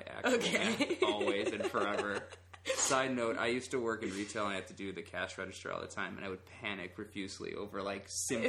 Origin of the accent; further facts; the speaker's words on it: Chicago, Illinois, United States; I'm from Chicago. My whole family's from Chicago.